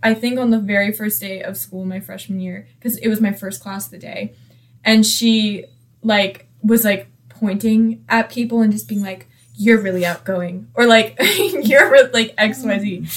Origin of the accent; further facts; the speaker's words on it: Marietta, Georgia, United States; I'm from Marietta.